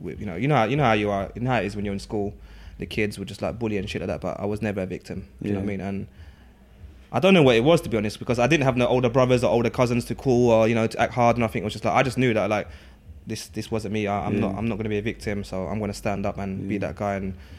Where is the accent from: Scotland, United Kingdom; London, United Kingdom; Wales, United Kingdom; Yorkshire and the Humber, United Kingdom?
London, United Kingdom; East Ham; And I mean, growing up in East London, East Ham, you know, I went to, my secondary school was like, probably, yeah, it was the largest school in Newham with over 1,000 pupils there. And I'm the only Lao person there from Laos.